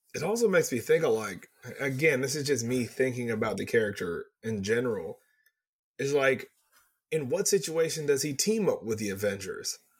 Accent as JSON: {"language": "English", "region": "Texas", "country": "United States", "said": "I'm from Texas. That's how I say it."}